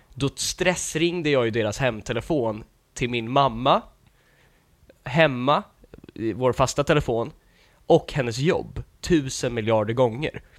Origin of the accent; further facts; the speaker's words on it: Lidingö, Stockholm County, Sweden; jag såg ut som liten i ett område med massa rika Lidingö-människor